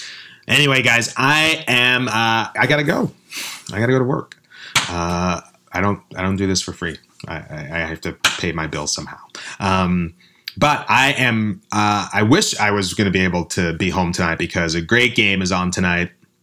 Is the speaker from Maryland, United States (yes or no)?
no; New York City, New York, United States; also born or lived in Brooklyn; since I was born in the Bronx, and even though I lived in Brooklyn for the last 20 years